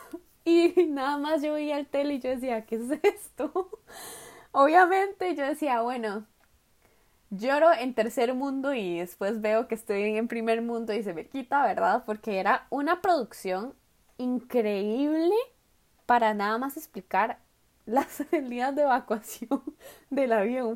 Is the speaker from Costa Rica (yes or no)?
yes; Costa Rica; moved away as an adult; now in Daegu, South Korea; Yo soy de Costa Rica.